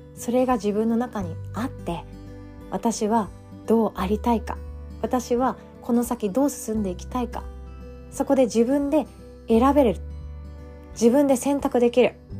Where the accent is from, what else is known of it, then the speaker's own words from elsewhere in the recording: Takamatsu, Kagawa, Japan; now in Osaka, Japan; 私の実家の香川県高松市